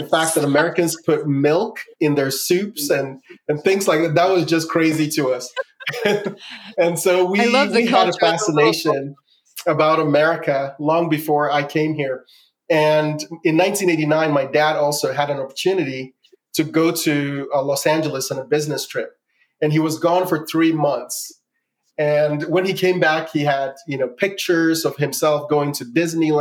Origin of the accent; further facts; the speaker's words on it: Accra, Greater Accra, Ghana; now in United States; I grew up in the capital of Ghana, which is called Accra